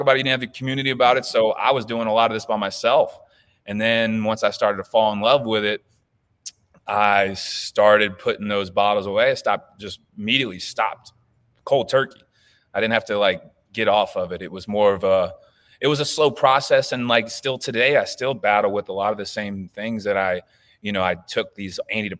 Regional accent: the South, United States; You know, I'm from the South, dude. You don't touch drugs.

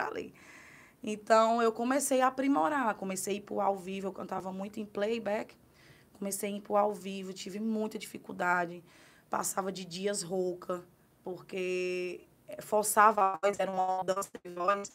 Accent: Guaraciaba do Norte, Ceará, Brazil; moved away as an adult; now in Carnaubais, Brazil; Eu sou da cidade de Guaraciaba do Norte, é, no Ceará

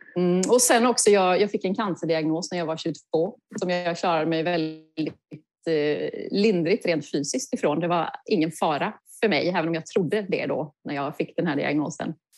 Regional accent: Kalmar County, Sweden; moved away; Jag är uppvuxen på Öland

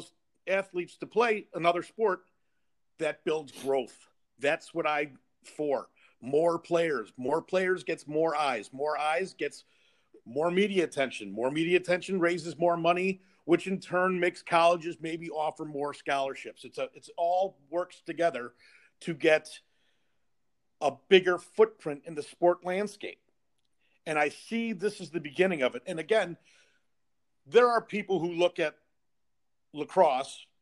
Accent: Chicago, Illinois, United States; I'm from Chicago

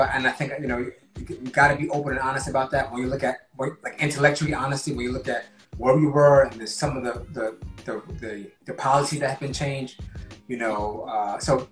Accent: Newark, New Jersey, United States; an African-American individual from born and raised in Newark, New Jersey, but also West African

